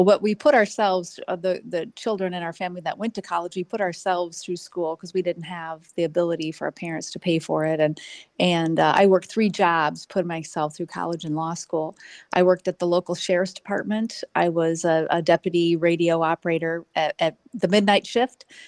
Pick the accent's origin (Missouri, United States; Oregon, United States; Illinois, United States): Illinois, United States; north central; born a fifth of six kids in a very large, uh, very poor working class, uh, family in north central Illinois, about halfway between Peoria and Rockford. I still live in the area, uh, five minutes from where I was born